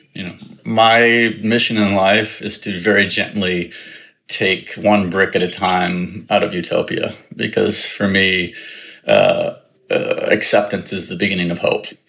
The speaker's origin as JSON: {"language": "English", "town": "Richmond", "region": "Virginia", "country": "United States", "tie": "born or raised there", "also_born_or_lived": "North Carolina / New York", "moved": "as an adult", "said": "I grew up in the South in Richmond, Virginia"}